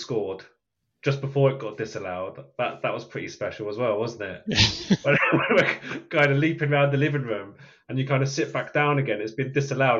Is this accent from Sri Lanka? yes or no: no; United Kingdom; as just a British person